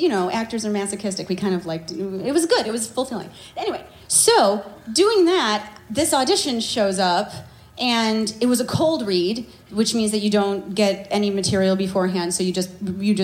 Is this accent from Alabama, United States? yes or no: no; Chicago, Illinois, United States; I'm from Chicago